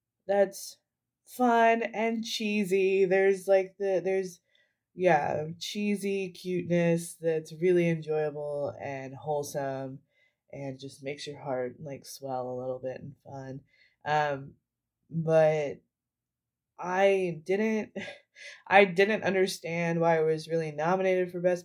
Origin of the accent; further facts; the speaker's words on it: Danville, Kentucky, United States; I grew up in Danville, Kentucky, which has a very large deaf population